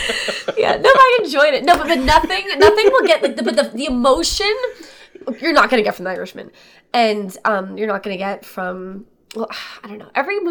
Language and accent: English; Boca Raton, Florida, United States; moved away as an adult; now in New York, United States; I grew up in Boca Raton, Florida, which is a predominantly Jewish town.